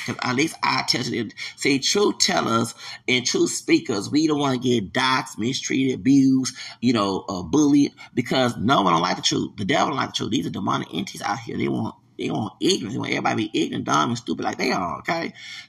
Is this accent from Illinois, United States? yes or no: yes; Chicago, Illinois, United States; also born or lived in Louisiana; so I'm from Chicago.